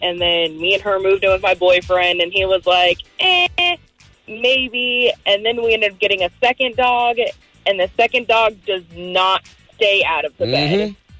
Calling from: Merritt Island, Florida, United States; from Merritt Island.

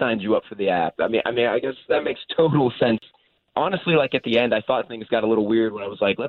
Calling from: Claremont, United States; Hey, I'm out in Claremont.

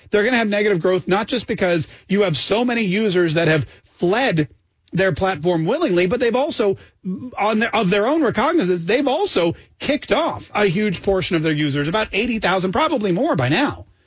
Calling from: Armstrong County, Pennsylvania, United States; I'm calling from Armstrong County, Pennsylvania.

